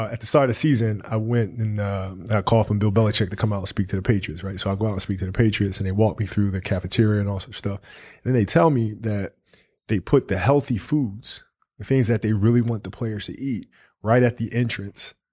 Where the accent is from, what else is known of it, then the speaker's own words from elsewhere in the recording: Italy; Yeah, I played soccer growing up because I grew up in Italy